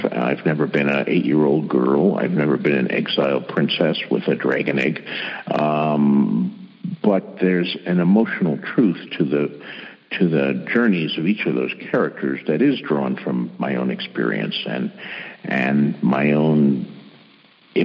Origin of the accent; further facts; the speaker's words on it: Bayonne, New Jersey, United States; I was born and raised in Bayonne, New Jersey